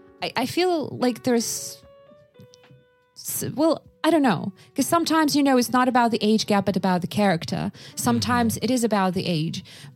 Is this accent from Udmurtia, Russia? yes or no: no; Sakha Republic, Russia; English is a second language; So I was growing up in Yakutia. So very remote area, incredibly cold. And I was born in 1993.